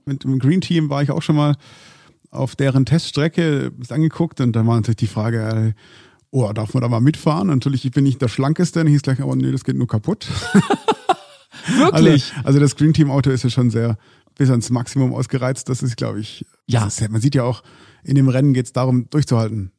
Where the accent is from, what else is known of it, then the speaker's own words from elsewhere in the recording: Stuttgart, Baden-Württemberg, Germany; ich komme natürlich aus dem Großraum Stuttgart